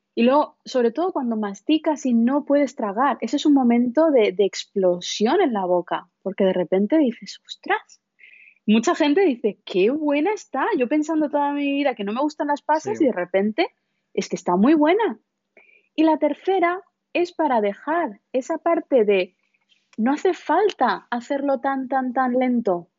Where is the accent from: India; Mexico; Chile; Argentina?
India; moved away; vengo de la India